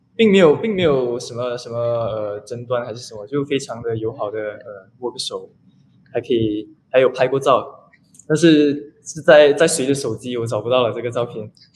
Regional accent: Banting, Selangor, Malaysia; 我是， 呃， 本地人

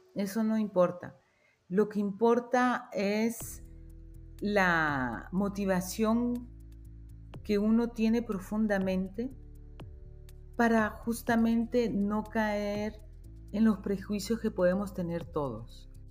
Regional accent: Tegucigalpa, Francisco Morazán, Honduras; yo nací en Tegucigalpa, o sea que soy una citadina

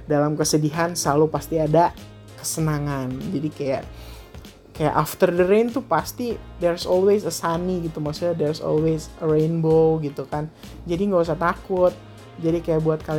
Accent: Bandung, West Java, Indonesia; born there; gue bisa balik lagi ke tanah kelahiran gue di Bandung itu di salah satu hotel bintang 5 di Bandung

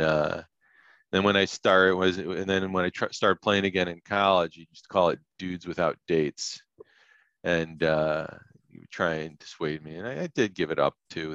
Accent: Chicago area suburbs, Illinois, United States; grew up in you know as a kid in the '70s, and uh, growing up in Chicago uh, area um, suburbs.

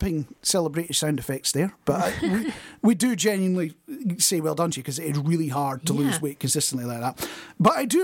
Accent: Scotland, United Kingdom; I'm Scottish.

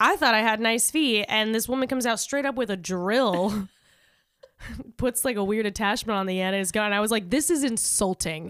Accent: La Puente, California, United States; I'm from La Puente, and I was one of, like, three white people in my school

